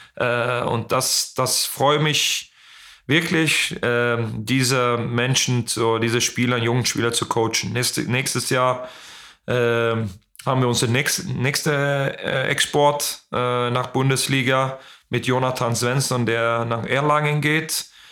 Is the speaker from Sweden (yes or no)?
yes; Ystad, Skåne, Sweden; German is a second language; moved away; in Istad, äh, in meiner, wo ich, in das Haus, wo ich aufgewachsen bin.